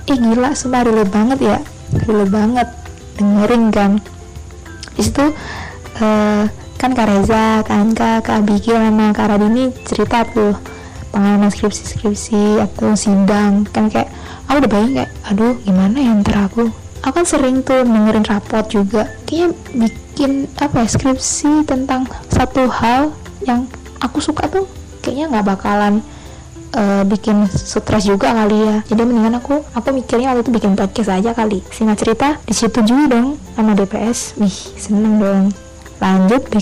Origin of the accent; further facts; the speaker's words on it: Surabaya, East Java, Indonesia; asalku dari Surabaya